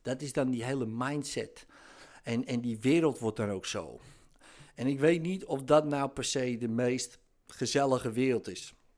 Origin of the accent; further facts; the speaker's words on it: near Amsterdam, North Holland, Netherlands; dat hoor je natuurlijk wel aan mijn accent. Ik kom uit de buurt van Amsterdam